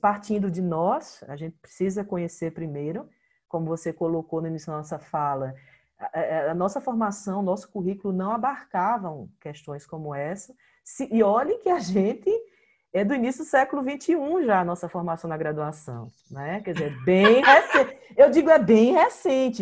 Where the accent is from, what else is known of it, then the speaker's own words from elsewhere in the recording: Olinda, Pernambuco, Brazil; also born or lived in Ceará / Paulista; now in Garanhuns, Brazil; eu sou nascida no Ceará, mas criada em Olinda